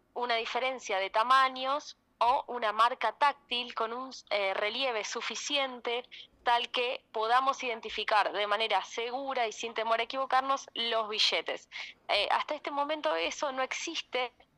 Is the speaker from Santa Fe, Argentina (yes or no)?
yes; Santa Fe, Argentina; soy santafesina